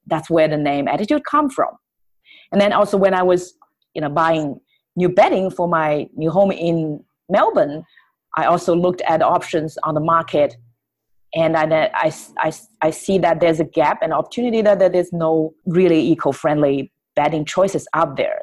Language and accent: English; Shanghai, China; moved away; I was born in Shanghai, which is a big city. I get all the education I needed